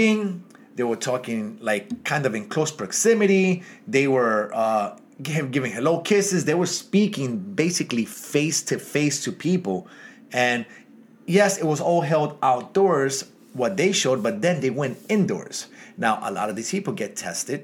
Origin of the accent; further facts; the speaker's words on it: New York City, New York, United States; Kensington, New York, my hometown.